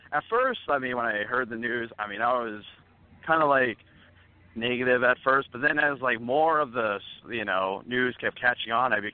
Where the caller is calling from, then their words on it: Mesa, Arizona, United States; I'm calling all the way from Mesa, Arizona.